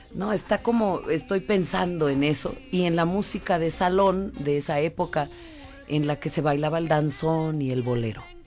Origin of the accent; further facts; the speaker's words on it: Oaxaca, Mexico; mi tierra, Oaxaca